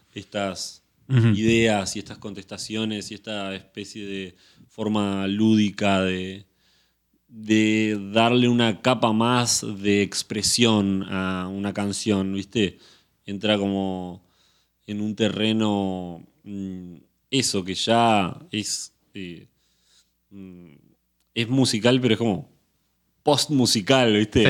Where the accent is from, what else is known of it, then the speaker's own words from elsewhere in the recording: Montevideo, Uruguay; moved away as an adult; now in Buenos Aires, Argentina; naturalmente nací en Montevideo y en Uruguay